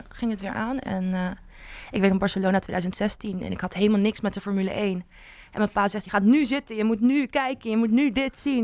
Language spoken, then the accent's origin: Dutch; Netherlands; ik als Nederlander